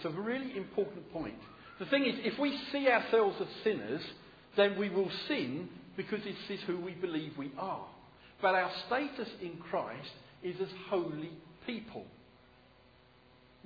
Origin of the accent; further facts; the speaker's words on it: United Kingdom; I'm British